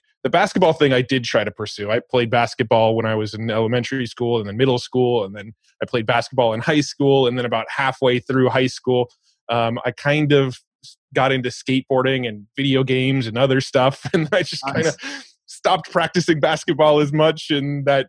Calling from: San Diego, California, United States; right now it's my 2 p.m. and I'm recording from San Diego, California in the US.

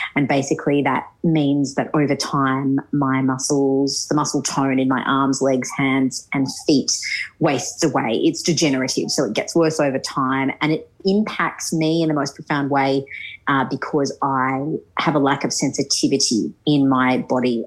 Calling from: Sydney, New South Wales, Australia; I am actually calling from Sydney

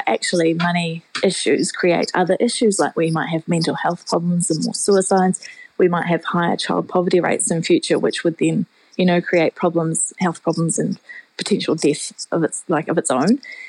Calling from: Whangarei, Northland, New Zealand; I'm calling from Whangarei because I actually always work from home.

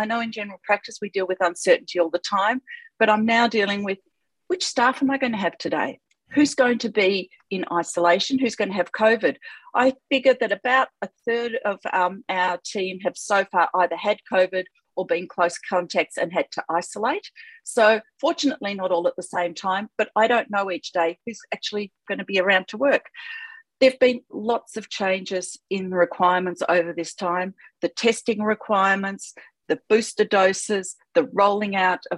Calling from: Victoria, Australia; I'm calling in from Wadawurrung country.

